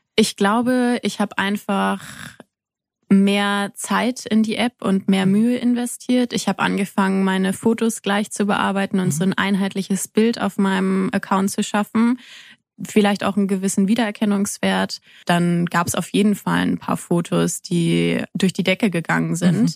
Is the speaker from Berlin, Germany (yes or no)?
no; near Kassel, Hesse, Germany; now in Freiburg, Germany; ich komme aus der Nähe von Kassel